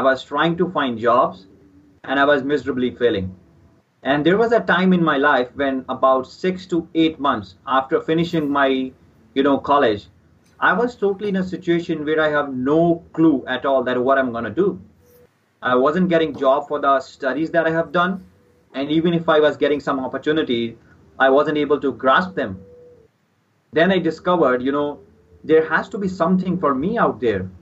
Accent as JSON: {"language": "English", "region": "Punjab", "country": "India", "tie": "born or raised there", "said": "This is my hometown. I grew up here and I'm still living here."}